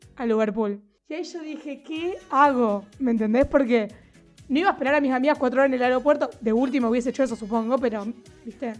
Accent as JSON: {"language": "Spanish", "country": "Argentina", "said": "soy de Argentina."}